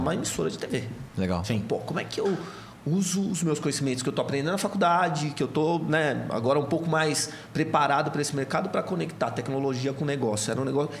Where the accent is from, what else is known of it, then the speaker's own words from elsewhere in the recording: Santo André, São Paulo, Brazil; moved away; also born or lived in Catanduva / Campinas; eu venho de uma família de Santo André, sou de Santo André, sou do ABC Paulista